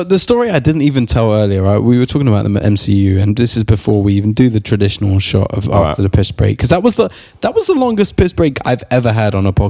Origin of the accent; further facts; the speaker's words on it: London, United Kingdom; I'm from Finsbury Park, bruv.